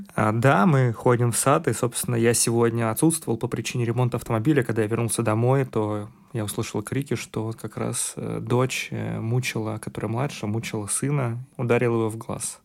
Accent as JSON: {"language": "Russian", "region": "Siberia", "country": "Russia", "also_born_or_lived": "Warsaw, Poland", "moved": "yes", "said": "Я находился в Новосибирске, поскольку я сибиряк"}